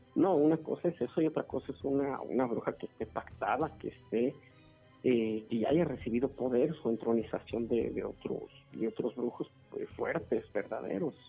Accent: Celaya, Guanajuato, Mexico; also born or lived in Irapuato; cuando recién llegamos aquí a Celaya, porque eh, originalmente vinimos de Irapuato, este, cuando recién, eh, recién llegamos aquí a Celaya, llegamos alrededor de, yo tenía como unos seis años, comencé la primaria aquí en Celaya

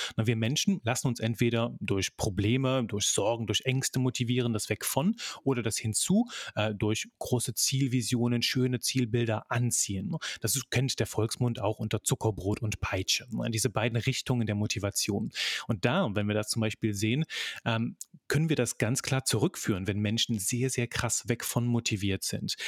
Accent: Belgium; also born or lived in near Cologne, Germany; now in Germany; bin Belgier von, von Geburt an, lebe in der Nähe von Köln

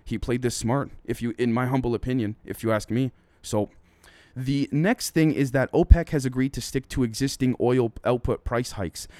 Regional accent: Toronto, Ontario, Canada; I'm from Toronto, I'm from Canada

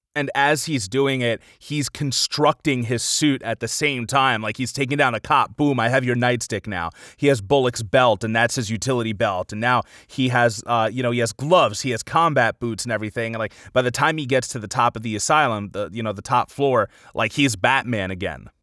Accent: Long Island, New York, United States; I'm from Long Island

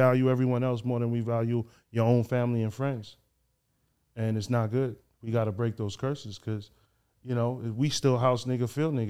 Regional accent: Haiti; now in United States; the devil is taking over my hometown, Haiti. It's definitely out here in the States.

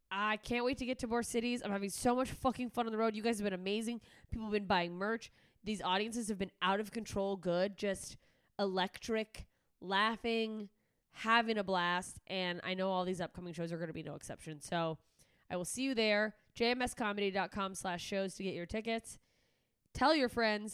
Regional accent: Alaska, United States; moved away; I am headed up to my home state of Alaska

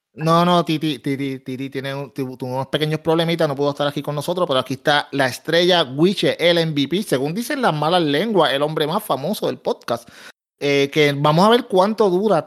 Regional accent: Puerto Rico; soy puertorriqueño, pero dentro de los puertorriqueños soy de los más oscuros

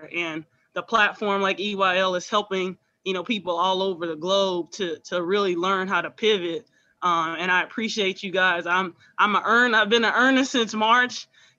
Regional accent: Houston, Texas, United States; I'm originally from Houston. My dad was born and raised in Fifth Ward.

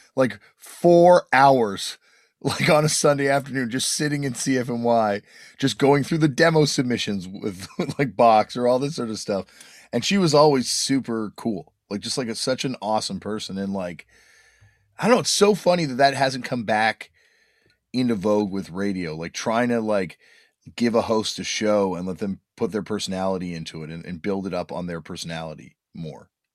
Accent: Toronto, Ontario, Canada; growing up in Toronto

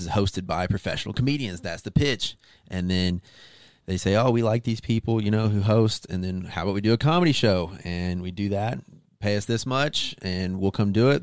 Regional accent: Arkansas, United States; moved away; also born or lived in Las Vegas; I'm from Arkansas originally

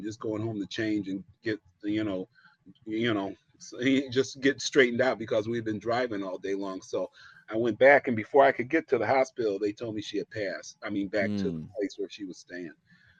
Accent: Medina, Ohio, United States; I grew up in a small town, about a little bit south of Ohio, Cleveland, Ohio. The city that everybody jokes about, but this little town was called Medina, small little town. And I grew up a Baptist.

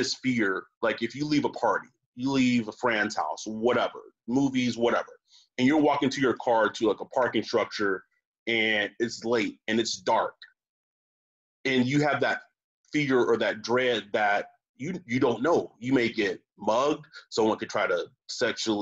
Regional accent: Texas, United States; now in California, United States; I'm from Texas

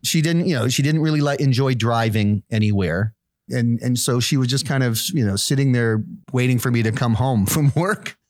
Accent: near Plymouth, South Shore of Massachusetts, United States; moved away as an adult; also born or lived in New York City / White Plains, New York / upstate New York; most of my growing up was done in, in this small town.

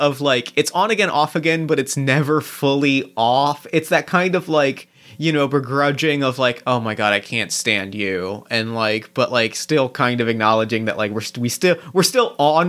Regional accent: New Jersey, United States; Much like the boardwalks that I grew up in New Jersey.

